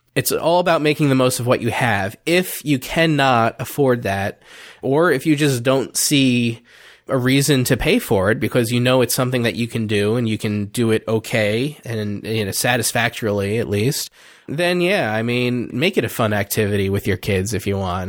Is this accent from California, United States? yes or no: no; New Jersey, United States; also born or lived in Delaware; I moved back to my home state of New Jersey